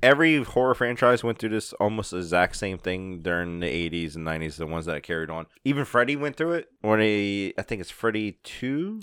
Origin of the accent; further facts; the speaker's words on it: New Orleans, Louisiana, United States; We're from New Orleans